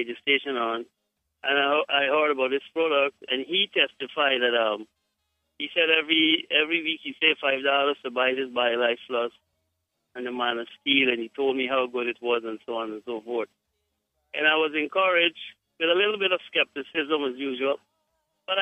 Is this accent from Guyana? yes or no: yes; Guyana; I am from Guyana